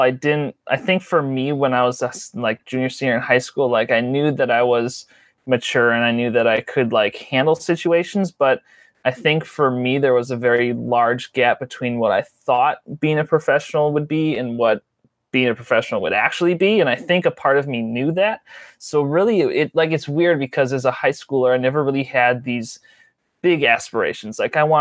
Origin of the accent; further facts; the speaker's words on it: Port Washington, Wisconsin, United States; I was born and lived in my whole life and currently live about 25 miles north of the city of Milwaukee in a town called Port Washington. Grew up there my whole life